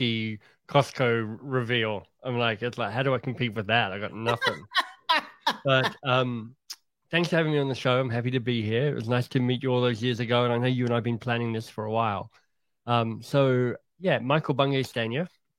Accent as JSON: {"language": "English", "country": "Australia", "tie": "born or raised there", "also_born_or_lived": "England", "moved": "as an adult", "said": "I grew up in Australia, had a happy childhood"}